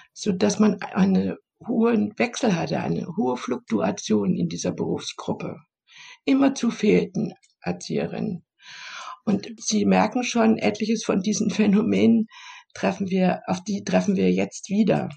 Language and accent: German; Germany; ich komme ja aus der DDR